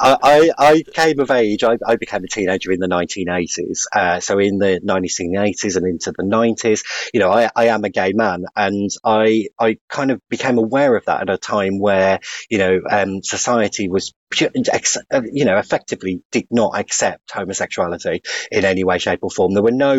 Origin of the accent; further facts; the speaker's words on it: West Bromwich, West Midlands, United Kingdom; I was really lucky to grow up in the West Midlands